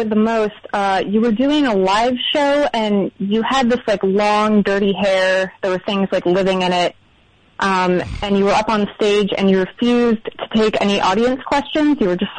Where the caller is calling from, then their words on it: Columbus, Ohio, United States; I am calling from Columbus, Ohio.